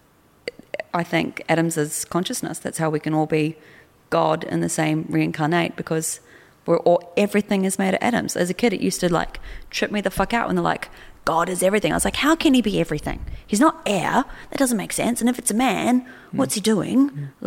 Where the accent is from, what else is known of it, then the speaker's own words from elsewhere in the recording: New Zealand; also born or lived in Australia; I'm from New Zealand